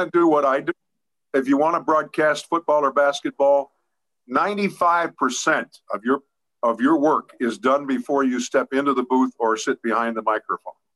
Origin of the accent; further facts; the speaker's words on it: Pittsburgh, Pennsylvania, United States; I'm from the Garfield section of Pittsburgh